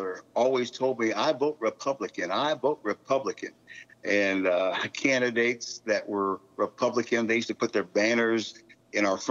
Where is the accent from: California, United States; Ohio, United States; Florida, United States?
Ohio, United States; Cincinnati; grew up in Cincinnati, Ohio